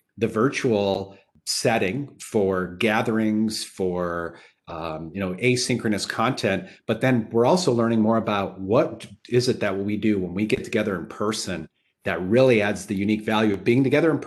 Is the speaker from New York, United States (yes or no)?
no; Upper Peninsula of Michigan, United States; I grew up in the Upper Peninsula of Michigan and I didn't know any lawyers. I grew up on a farm